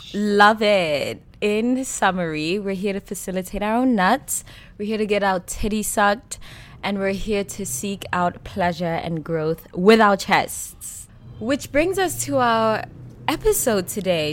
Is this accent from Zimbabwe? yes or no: no; Switzerland; growing up in Switzerland